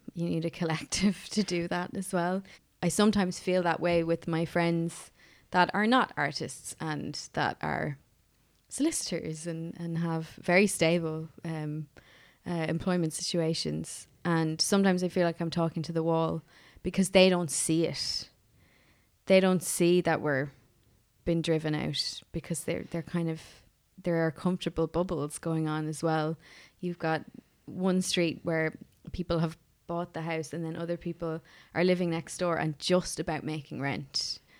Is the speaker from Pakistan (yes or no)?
no; Offaly, Leinster, Ireland; also born or lived in United States; now in Dublin, Ireland; I'm originally from Offaly.